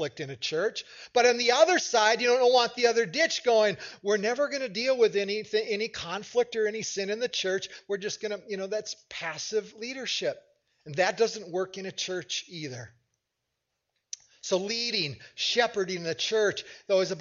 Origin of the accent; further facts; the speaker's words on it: United States; as an American